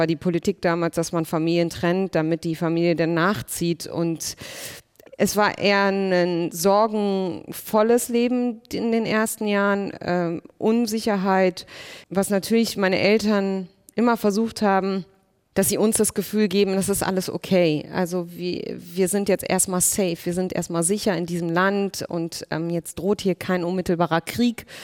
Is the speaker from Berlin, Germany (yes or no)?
yes; Berlin, Germany; born there; ich bin dann 78 in Berlin geboren. Also meine Geschwister sind alle nach Deutschland gekommen und wie gesagt, ich bin dann geboren in, diesen, in dieser Stadt in Berlin und sehr spät wurden wir ja dann auch eingebürgert.